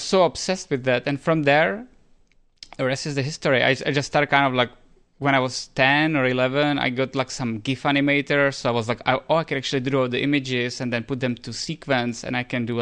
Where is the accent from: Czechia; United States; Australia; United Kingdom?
Czechia; moved away as an adult; also born or lived in Spain; we are both from Czech Republic